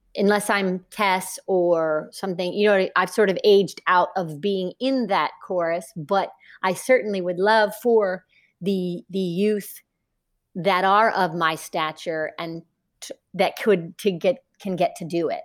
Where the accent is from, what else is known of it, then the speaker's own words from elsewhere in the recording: Northern Kentucky, United States; moved away; I grew up in Northern Kentucky, a small town in Kentucky